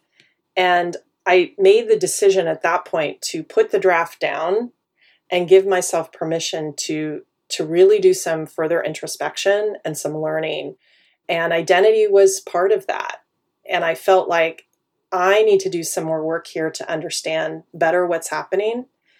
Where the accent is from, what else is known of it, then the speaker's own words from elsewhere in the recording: Wichita, Kansas, United States; born there; also born or lived in Madrid, Spain; now in Silicon Valley, United States; I was born in Wichita, Kansas. That grounds us in my origin, right? Which is Middle America, Midwest, all of its politeness and a pace of life that is very different from where I live now, which is Silicon Valley, California.